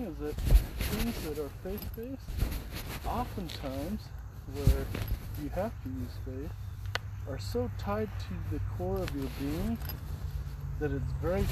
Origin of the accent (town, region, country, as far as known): Utah, United States; born or raised there; moved away